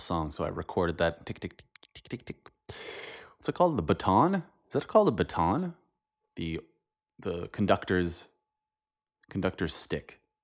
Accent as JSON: {"language": "English", "region": "Northern Ontario", "country": "Canada", "tie": "born or raised there", "moved": "yes", "lives_now": "Europe", "said": "I grew up in Northern Ontario."}